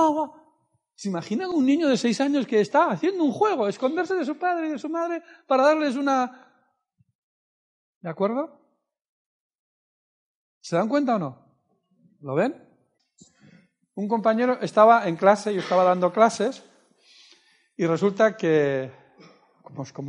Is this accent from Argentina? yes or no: yes; Argentina; sabes que soy de Argentina, yo vivía en Mendoza